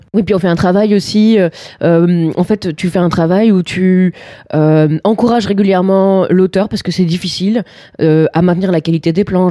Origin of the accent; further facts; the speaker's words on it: France; on est français